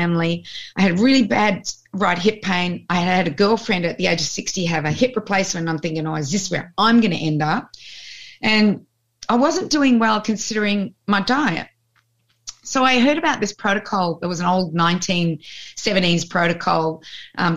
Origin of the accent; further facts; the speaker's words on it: Australia; also born or lived in Colorado; I was born in Australia 16 months after Lisa